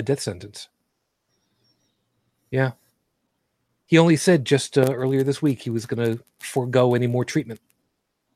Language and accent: English; United States; I am an American citizen